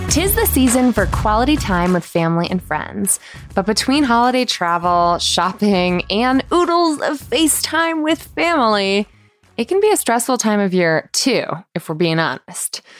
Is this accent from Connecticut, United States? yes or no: yes; Manchester, Connecticut, United States; my hometown in Manchester, Connecticut